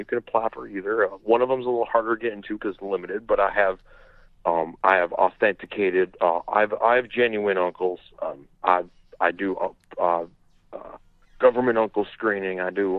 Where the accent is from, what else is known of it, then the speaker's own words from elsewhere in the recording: Crown Point, Indiana, United States; I'm from Crown Point, Indiana.